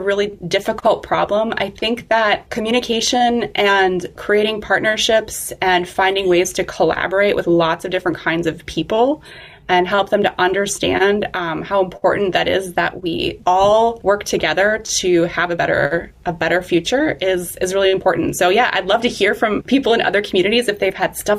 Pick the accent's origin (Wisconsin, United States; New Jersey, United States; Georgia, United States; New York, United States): Wisconsin, United States; Eau Claire; I grew up here in Eau Claire